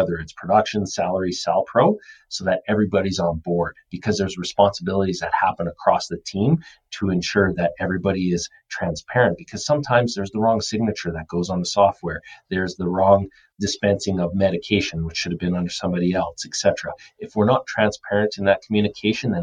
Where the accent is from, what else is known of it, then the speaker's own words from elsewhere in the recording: Calgary, Alberta, Canada; The team that I cheer for is the Calgary Flames. So that is where I grew up and I love.